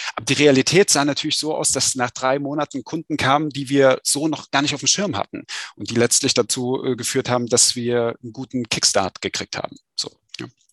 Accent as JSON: {"language": "German", "town": "Saalfeld", "region": "Thuringia", "country": "Germany", "tie": "born or raised there", "moved": "as an adult", "lives_now": "Berlin, Germany", "said": "ursprünglich komme ich äh, aus äh, Saalfeld an der Saale in Südthüringen und wie du schon sagtest, ne, aus, einer, aus einer Angestelltenfamilie, Arbeiterfamilie. Ähm, und äh, ja, bin dort zur Schule gegangen"}